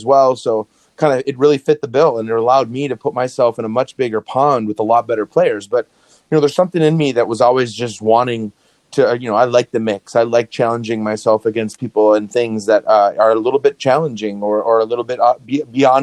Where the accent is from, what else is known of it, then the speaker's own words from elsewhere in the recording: Green Bay, Wisconsin, United States; moved away as an adult; also born or lived in Chicago; I was a Wisconsin kid, you know, in Wisconsin, and especially growing up in Green Bay, Wisconsin